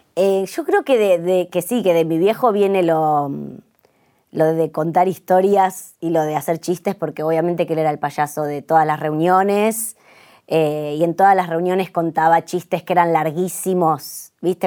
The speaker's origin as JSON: {"language": "Spanish", "region": "Buenos Aires", "country": "Argentina", "said": "yo soy recheta, soy de Belgrano, claro, soy recheta"}